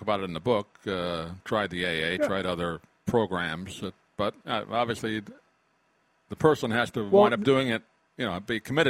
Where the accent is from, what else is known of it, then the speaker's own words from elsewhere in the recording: New York, United States; I grew up in New York